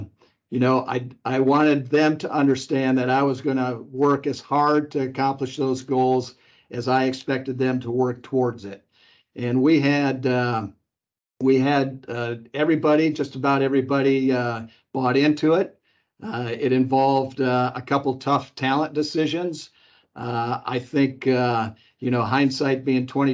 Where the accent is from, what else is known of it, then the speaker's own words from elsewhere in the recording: Chicago, Illinois, United States; now in Wichita, United States; I'm from the Chicago area.